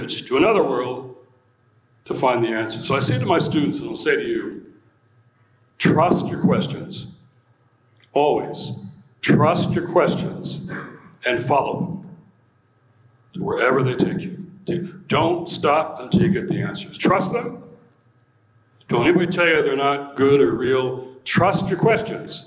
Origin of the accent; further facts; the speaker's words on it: Detroit, Michigan, United States; I was born and raised in Detroit, Motor City, Motown